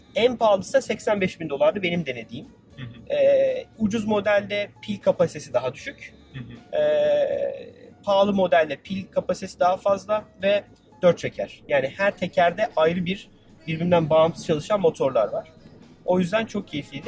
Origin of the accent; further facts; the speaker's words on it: Turkey; Dedim Türkiye'liyim